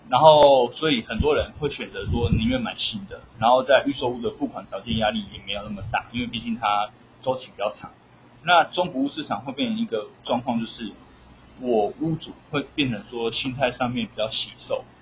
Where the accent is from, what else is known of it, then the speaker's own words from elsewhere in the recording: Taiwan; 我们台湾人